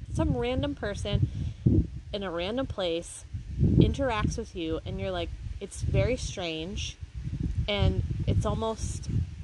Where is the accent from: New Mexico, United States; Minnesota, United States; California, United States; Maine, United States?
Maine, United States; we're from Maine